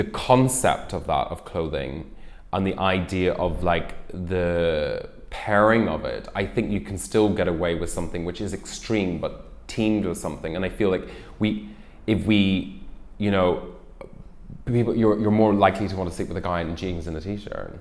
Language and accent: English; Ireland; moved away; I'm originally Irish and I grew up there